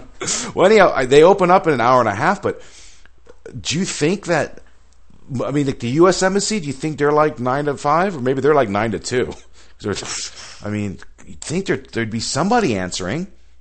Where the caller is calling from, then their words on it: Lovelock, Nevada, United States; Calling actually from the home office out of Lovelock, Nevada. It's Lovelock, Nevada.